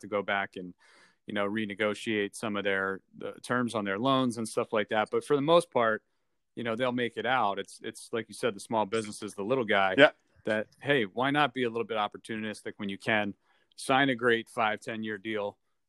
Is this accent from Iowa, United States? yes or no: no; Northfield, New Jersey, United States; You grew up in Summers Point. I grew up in Northfield. We play soccer together.